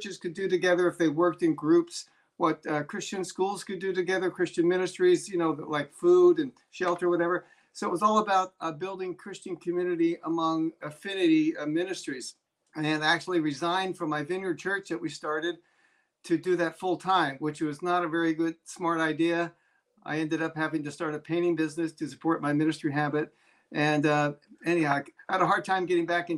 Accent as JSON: {"language": "English", "town": "Philadelphia", "region": "Pennsylvania", "country": "United States", "tie": "born or raised there", "also_born_or_lived": "Scotland"}